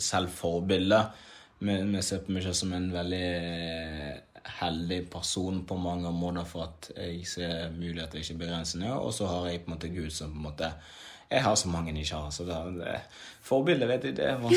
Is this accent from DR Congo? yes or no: yes; DR Congo; now in Norway; Jeg kom fra et liv der hvor jeg kom fra krig, nær døden. Jeg kom fra å bo i flyktningsland mange år til å komme til Norge.